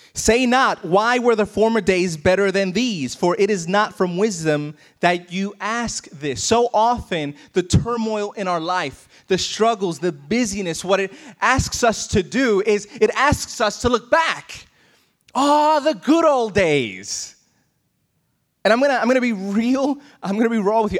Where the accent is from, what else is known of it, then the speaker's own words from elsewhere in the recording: New York, United States; moved away as an adult; so depressed by not being in my hometown